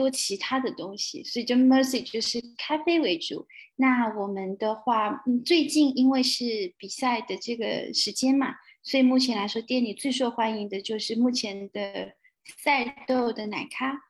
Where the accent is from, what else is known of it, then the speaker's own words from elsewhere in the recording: Hainan, China; now in Melbourne, Australia; 我是海南人，可是我在海南的时候